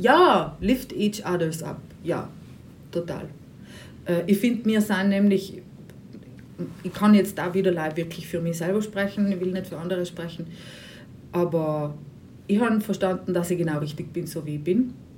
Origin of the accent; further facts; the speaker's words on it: Bruneck, Trentino-Alto Adige, Italy; moved away; Ich bin eigentlich aus Bruneck ursprünglich.